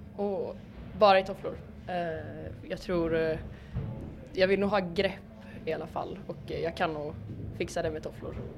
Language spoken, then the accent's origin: Swedish; Borås, Västra Götaland, Sweden; now in Malmö, Sweden; jag kommer från Borås men jag bor i Malmö just nu.